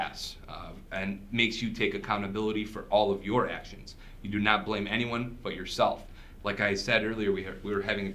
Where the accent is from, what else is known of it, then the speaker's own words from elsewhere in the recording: West Bloomfield, Michigan, United States; first language Arabic; English is a second language; also born or lived in Southfield, Michigan; We moved from Southfield to West Bloomfield